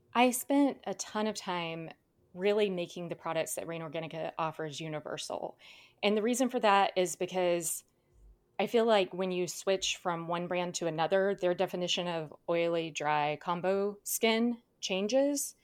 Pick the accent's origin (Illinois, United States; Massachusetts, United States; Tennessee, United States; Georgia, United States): Georgia, United States; South; now in Southern California, United States; I grew up in South Georgia